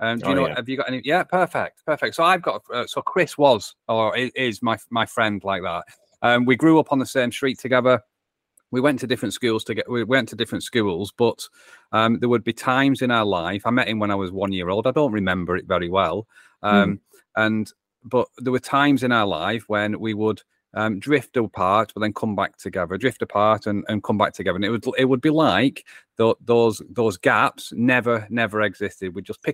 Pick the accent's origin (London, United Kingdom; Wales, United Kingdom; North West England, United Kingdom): North West England, United Kingdom; accent: English; England is where my accent is from. In between Manchester and Liverpool is where I call home.